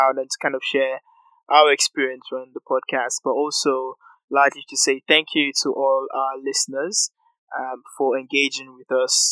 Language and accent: English; Nigeria; I am Nigerian